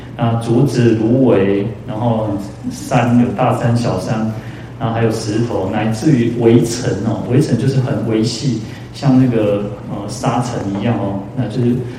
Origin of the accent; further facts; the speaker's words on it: Taiwan; 我们，哦，台湾人